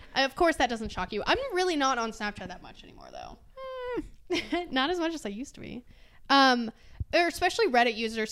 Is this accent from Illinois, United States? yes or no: no; Georgia, United States; I'm from Georgia